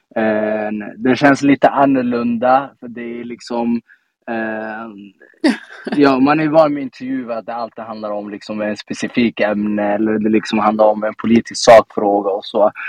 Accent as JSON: {"language": "Swedish", "town": "Stockholm", "region": "Stockholm County", "country": "Sweden", "tie": "born or raised there", "also_born_or_lived": "Rinkeby", "said": "Jag är uppvuxen i Tensta. Um, kommer alltid vara Tenstabarn oavsett var jag tar vägen."}